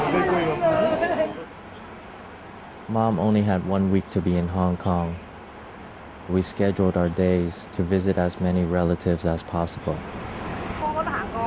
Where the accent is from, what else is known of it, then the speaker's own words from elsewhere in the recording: United States; growing up in America.